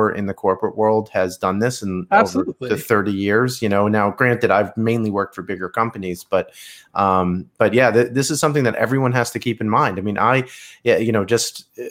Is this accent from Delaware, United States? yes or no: no; New York, United States; I'm a New Yorker